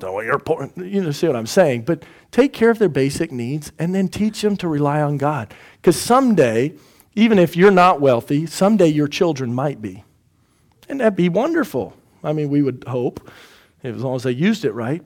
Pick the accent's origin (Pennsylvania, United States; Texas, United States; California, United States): Texas, United States; Houston; also born or lived in Indiana; we're from Houston, or I'm from Houston